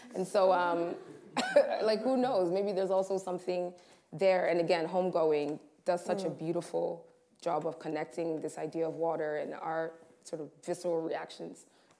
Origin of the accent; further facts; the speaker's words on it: Tanzania; also born or lived in Rwanda; we lived in a number of houses in Rwanda, growing up in Tanzania, there was never conversation about a swimming pool, right?